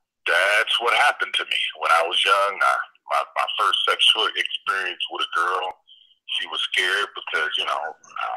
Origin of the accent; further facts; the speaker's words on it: Cleveland, Ohio, United States; I'm from Cleveland.